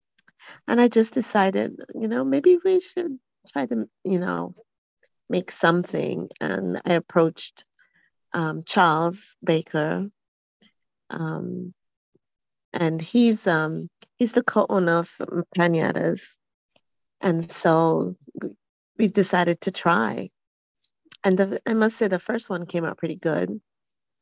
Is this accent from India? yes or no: no; Montserrat; now in Atlanta, United States; growing up in Montserrat, we have the masquerades